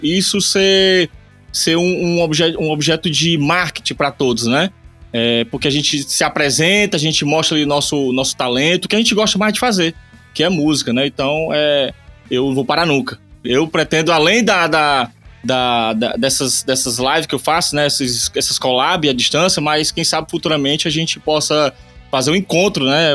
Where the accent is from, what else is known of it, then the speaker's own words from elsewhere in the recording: Eusébio, Ceará, Brazil; sou aqui do Ceará, Eusébio, cidade de Eusébio